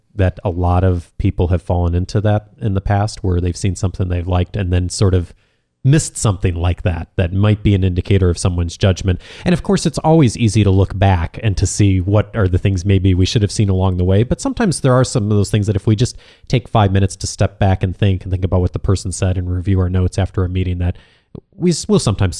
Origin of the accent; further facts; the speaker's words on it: Chicago, Illinois, United States; No, but I am.